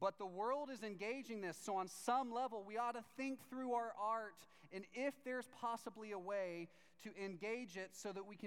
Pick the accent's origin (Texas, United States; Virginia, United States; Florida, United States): Texas, United States; I'm from Texas